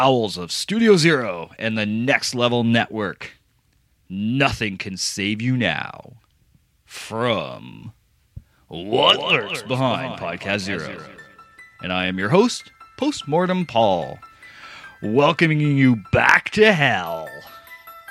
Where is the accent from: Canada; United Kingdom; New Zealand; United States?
Canada; Windsor, Ontario; born or raised there